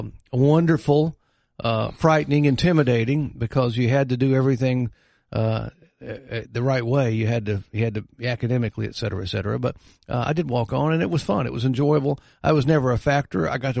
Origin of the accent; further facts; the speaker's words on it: Hickory, North Carolina, United States; Yeah, I grew up in Hickory, right outside of Hickory, and Newton, actually.